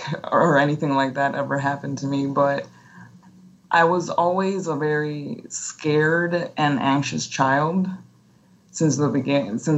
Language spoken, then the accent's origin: English; Tegucigalpa, Francisco Morazán, Honduras; English is a second language; moved away as an adult; also born or lived in Texas; I'm from Tegucigalpa, Honduras